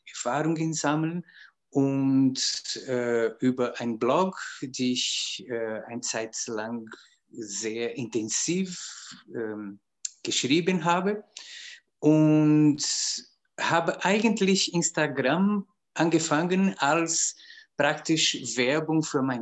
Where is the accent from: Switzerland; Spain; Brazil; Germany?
Brazil; German is a second language; moved away as an adult; now in Austria; ich bin aus Brasilien nach Österreich gekommen, um Musik zu studieren.